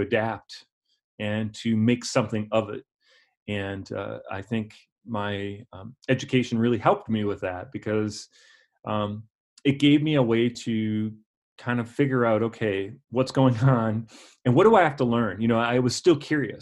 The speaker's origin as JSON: {"language": "English", "town": "La Crosse", "region": "Wisconsin", "country": "United States", "tie": "born or raised there", "also_born_or_lived": "Eau Claire, Wisconsin", "said": "I grew up in La Crosse, Wisconsin, attended Logan High School on the north side of La Crosse"}